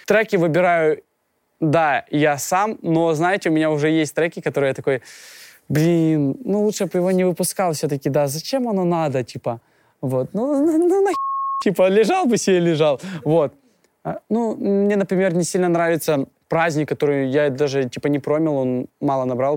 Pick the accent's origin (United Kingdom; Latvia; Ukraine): Ukraine; now in Russia; Я родом из Украины, я прилетел сюда из Украины, и жил я изначально в, в деревне